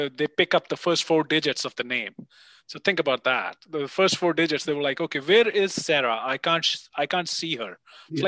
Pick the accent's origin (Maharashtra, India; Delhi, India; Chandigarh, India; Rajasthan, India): Chandigarh, India; moved away; also born or lived in Mumbai; my hometown will show up. You know, it's Chandigarh, northern part of India